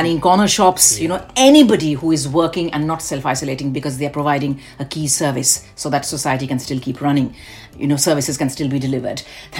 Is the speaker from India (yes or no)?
yes; Delhi, India; also born or lived in Kolkata / Indore / Bhopal / Kanpur; of my growing up years was in Delhi because dad was posted in Delhi for the longest time. But then I was born in Calcutta, then I came over to Delhi.